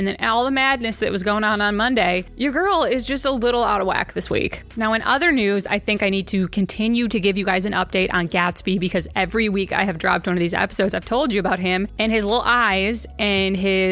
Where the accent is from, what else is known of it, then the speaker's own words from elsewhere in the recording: Wisconsin, United States; I'm a Wisconsin girl